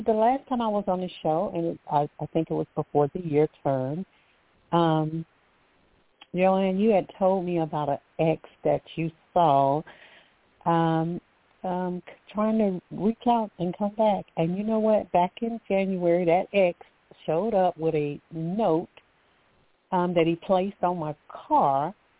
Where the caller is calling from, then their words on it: Alabama, United States; Thank you for taking my call. I'm calling from Alabama.